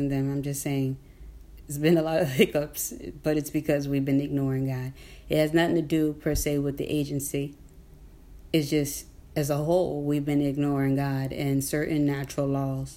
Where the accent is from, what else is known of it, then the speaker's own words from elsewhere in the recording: Newark, New Jersey, United States; I'm in Newark. I'm from Newark, Newark, New Jersey